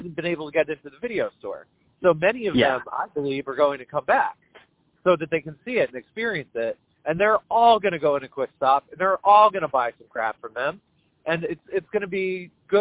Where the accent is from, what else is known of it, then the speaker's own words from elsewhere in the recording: Leonardo, New Jersey, United States; I grew up in Leonardo